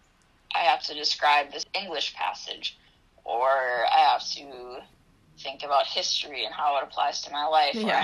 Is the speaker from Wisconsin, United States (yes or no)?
yes; Wausau, Wisconsin, United States; also born or lived in Eau Claire, Wisconsin / Altoona, Wisconsin; I grew up in Wausau, Wisconsin, and I graduated from Wausau East High School